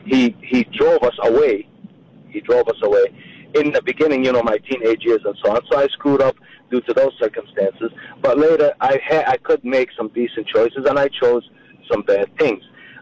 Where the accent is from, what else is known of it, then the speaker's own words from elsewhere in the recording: Jerusalem, Palestine; born there; since I was born in Jerusalem and I don't have a country